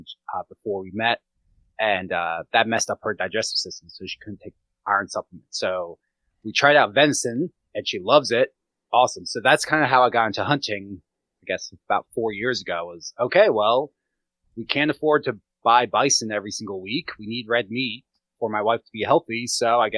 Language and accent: English; Gettysburg, Pennsylvania, United States; I grew up around hunters in Gettysburg, but did not hunt